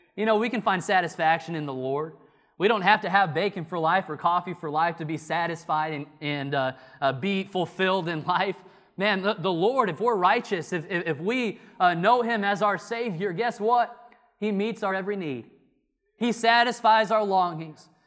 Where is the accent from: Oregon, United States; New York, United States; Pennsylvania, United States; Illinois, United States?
Illinois, United States; moved away as an adult; now in North Carolina, United States; I'm from Illinois.